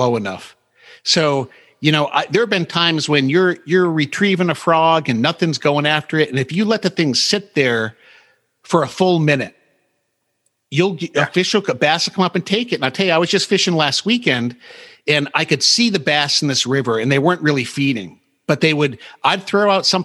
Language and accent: English; New England, United States; I grew up in New England